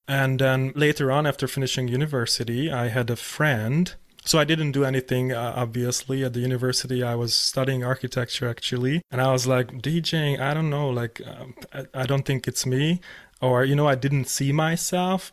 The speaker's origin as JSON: {"language": "English", "country": "Hungary", "moved": "yes", "said": "I was living in Hungary 'cause I'm from Hungary."}